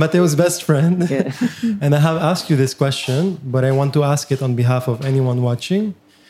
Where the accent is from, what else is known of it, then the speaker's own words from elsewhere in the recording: Venezuela; now in Lebanon; I'm Lebanese, but born and raised in Venezuela.